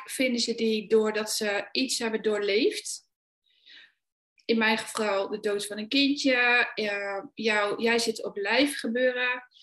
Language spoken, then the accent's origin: Dutch; Achterhoek, Gelderland, Netherlands; ik kom uit de Achterhoek, daar ben ik oorspronkelijk geboren.